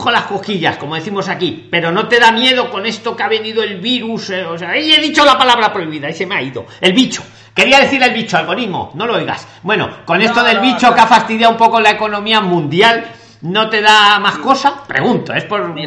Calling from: Argentina; de Argentina, sí.

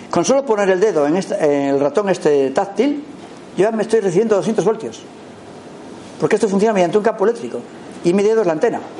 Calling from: Girona, Catalonia, Spain; Porque en mi pueblo, aquí en Gerona, ya han puesto los contadores

